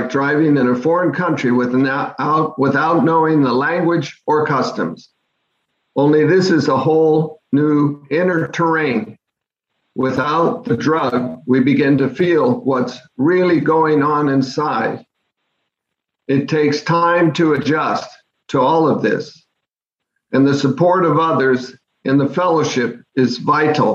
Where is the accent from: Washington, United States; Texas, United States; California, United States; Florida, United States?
Washington, United States; Bellevue; my home town of Bellevue, Washington